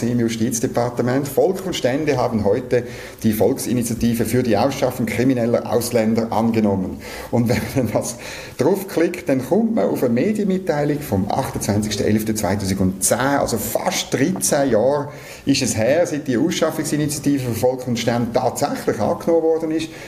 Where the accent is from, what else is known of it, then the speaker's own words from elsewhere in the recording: Küssnacht, Schwyz, Switzerland; Auf Küsnacht am Rigi, wo ich her bin, oder auf Luzern und auf den Pilatus und aufs Mittelland.